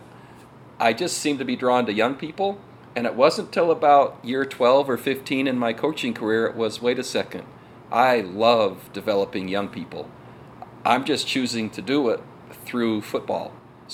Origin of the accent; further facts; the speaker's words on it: Utah, United States; now in Virginia, United States; I grew up in Utah